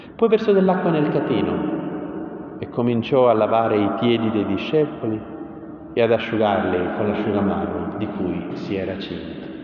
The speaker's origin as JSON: {"language": "Italian", "town": "Taranto", "region": "Apulia", "country": "Italy", "said": "dalle mie parti a Taranto"}